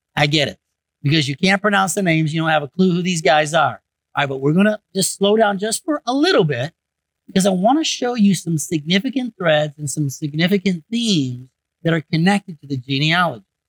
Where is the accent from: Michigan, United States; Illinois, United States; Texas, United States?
Michigan, United States; I grew up in Michigan